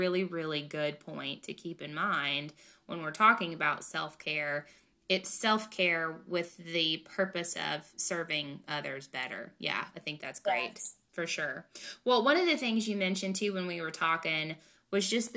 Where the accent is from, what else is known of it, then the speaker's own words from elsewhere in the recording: the South, United States; I grew up in the South